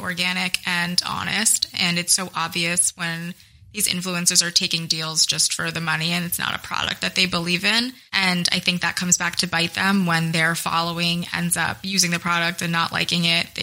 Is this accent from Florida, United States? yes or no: no; Middletown, New Jersey, United States; I am from a town called Middletown, which is in central Jersey along the shore. So I grew up going to the beach a lot and I went to high school in Red Bank